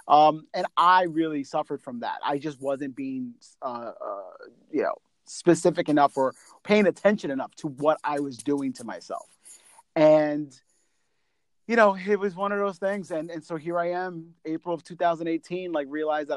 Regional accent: New York, United States; I'm from New York

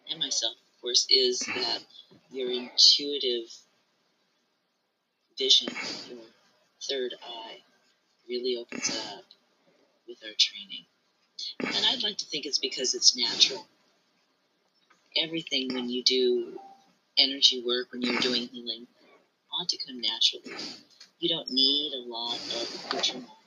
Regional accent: United States; I wasn't born in Japan. I was born here in America.

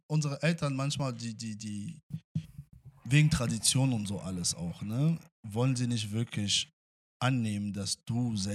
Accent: Angola; also born or lived in Russia; now in Germany; nachdem wir aus ja, Angola geflüchtet sind.

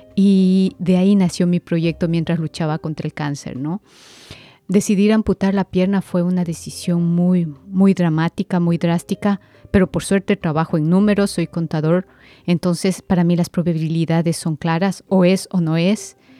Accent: Quito, Pichincha, Ecuador; vengo desde Quito, Ecuador.

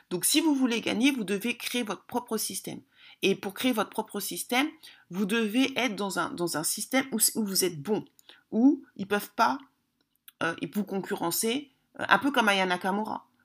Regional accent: DR Congo; moi je suis congolaise, on sait très bien que les Congolais, il y a la sapologie

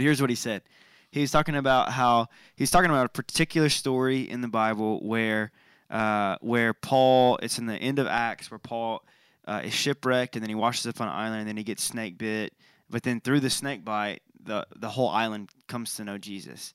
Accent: United States

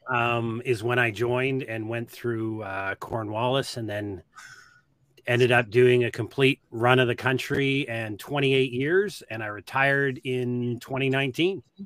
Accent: Nova Scotia, Canada; moved away as an adult; also born or lived in Halifax / Auburn; I grew up in the East Coast.

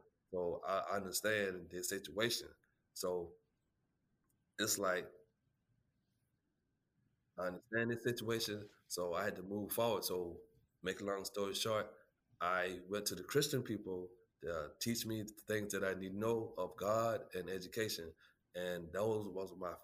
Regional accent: Holly Hill, South Carolina, United States; I was born and raised in Holly Hill, South Carolina

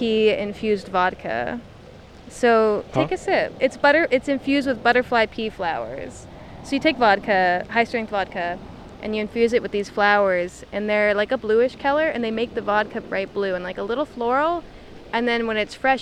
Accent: 40 minutes north of Pittsburgh, Pennsylvania, United States; moved away; I grew up like with chickens, like about like 40 minutes north of Pittsburgh

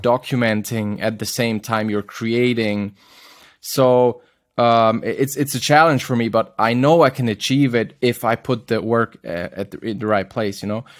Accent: Zurich, Switzerland; my hometown in Zurich

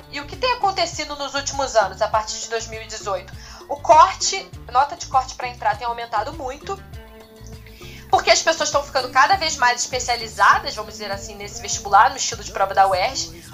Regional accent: Rio de Janeiro, Brazil; eu sou do Rio de Janeiro mesmo, eu nasci no Rio de Janeiro, cresci no Rio

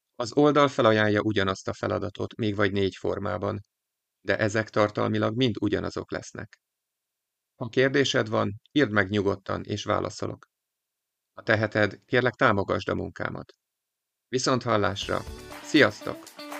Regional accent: Hungary; Vidéki kis településről származom

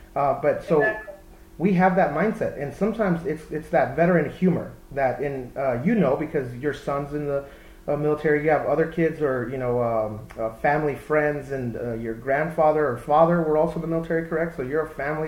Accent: Texas, United States; I grew up in Texas

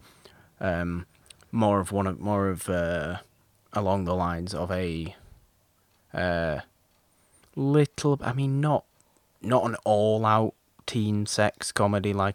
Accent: United Kingdom; I'm British

